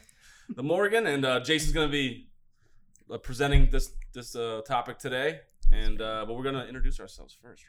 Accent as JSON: {"language": "English", "town": "Sarasota", "region": "Florida", "country": "United States", "tie": "born or raised there", "said": "I'm born in Sarasota, Florida"}